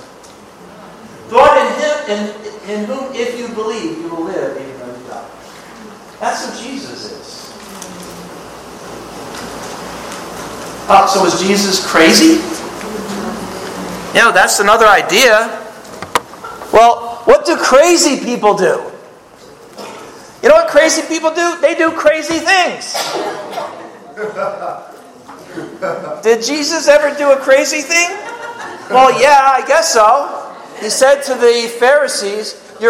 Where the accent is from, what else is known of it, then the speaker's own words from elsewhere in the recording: Southern California, United States; I'm saying y'all tonight because I'm from Southern California